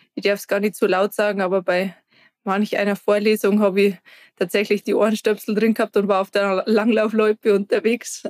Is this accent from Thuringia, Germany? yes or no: no; Garmisch-Partenkirchen, Bavaria, Germany; ich komme aus Garmisch-Partenkirchen